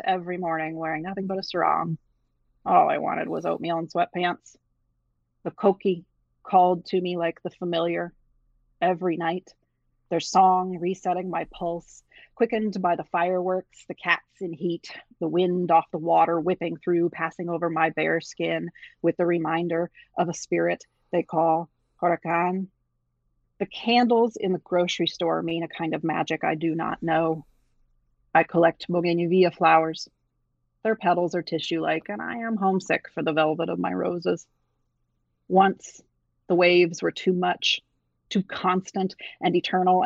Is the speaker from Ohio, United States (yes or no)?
yes; Ohio, United States; moved away as an adult; also born or lived in San Juan, Puerto Rico; I grew up in Ohio